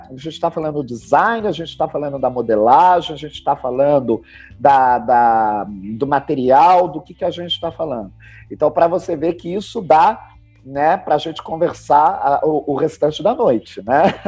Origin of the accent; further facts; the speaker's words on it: Brazil; nós brasileiros